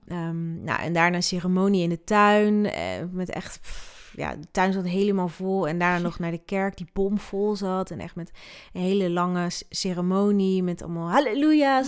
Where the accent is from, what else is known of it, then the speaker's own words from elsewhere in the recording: Netherlands; also born or lived in Sierra Leone; ik ben wel opgegroeid in Nederland